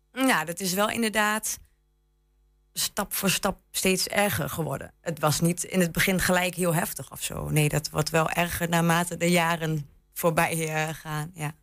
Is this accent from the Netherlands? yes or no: yes; Enschede, Overijssel, Netherlands; moved away as an adult; now in Lattrop, Netherlands; ik kom uit Enschede inderdaad. Ik eh, ben hier geboren getogen